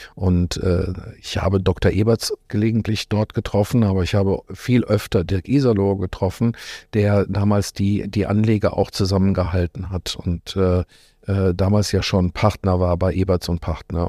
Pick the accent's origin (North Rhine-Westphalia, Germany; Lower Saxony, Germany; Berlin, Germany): North Rhine-Westphalia, Germany; moved away as an adult; also born or lived in Lippstadt / Australia; now in Cologne, Germany; als Ostwestfale